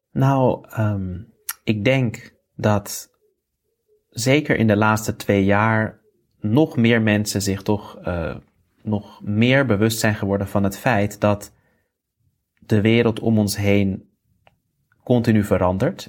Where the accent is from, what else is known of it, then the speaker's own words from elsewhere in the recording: Netherlands; moved away as an adult; also born or lived in India; ik ben in Nederland geboren. Uh, heb daar ook netjes mijn studie afgemaakt.